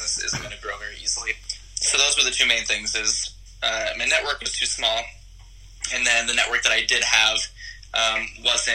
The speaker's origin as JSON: {"language": "English", "region": "Texas", "country": "United States", "tie": "born or raised there", "also_born_or_lived": "Hollywood, California", "moved": "yes", "lives_now": "Los Angeles, United States", "said": "I live in Hollywood, California right now. I grew up in Texas"}